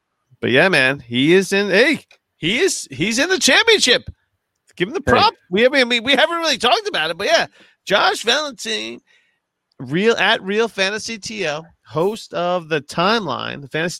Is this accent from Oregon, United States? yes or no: no; Springfield, New Jersey, United States; I'm like the hour away Springfield.